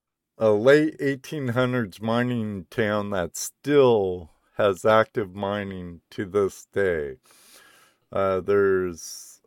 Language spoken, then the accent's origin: English; Southern California, United States; also born or lived in North Cascades, Washington; now in Washington, United States; I was born and raised in Southern California, Jack. Southern California beach bum, surfer dude, skater dude.